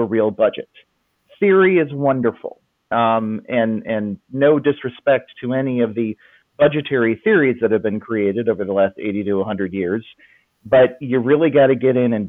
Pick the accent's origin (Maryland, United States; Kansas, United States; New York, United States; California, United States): Kansas, United States; Lawrence; moved away as an adult; now in Franklin, United States; I grew up in Lawrence, Kansas